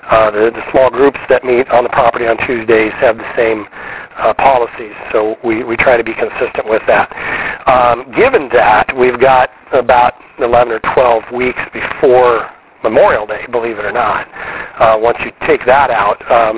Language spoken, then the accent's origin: English; Wiesbaden, Hesse, Germany; born there; I was born in Wiesbaden, Germany, also Air Force